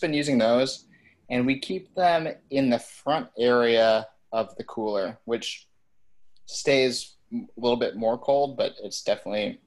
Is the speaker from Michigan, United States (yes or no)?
yes; Detroit, Michigan, United States; also born or lived in Chicago; I'm originally from the Detroit area